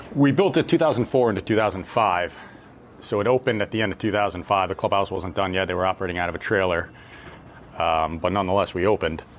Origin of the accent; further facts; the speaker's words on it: Connecticut, United States; moved away as an adult; also born or lived in Washington, D.C.; now in West Coast, United States; I grew up in Connecticut